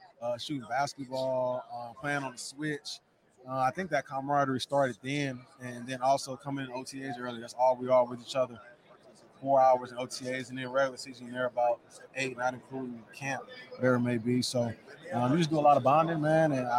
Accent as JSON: {"language": "English", "region": "Illinois", "country": "United States", "also_born_or_lived": "California", "moved": "yes", "said": "I'm originally from Illinois, but everybody thinks I'm from California"}